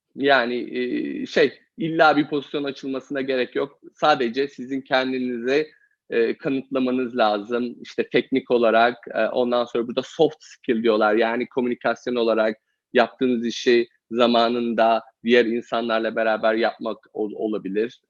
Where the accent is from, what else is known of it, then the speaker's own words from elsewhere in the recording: Eskişehir, Turkey; moved away as an adult; also born or lived in Copenhagen; now in United States; Eskişehirliyim. E, Eskişehir'de doğdum, büyüdüm.